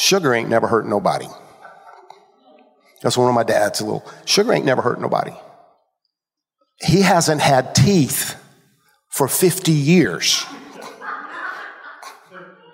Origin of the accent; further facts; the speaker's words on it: Georgia, United States; I grew up in Georgia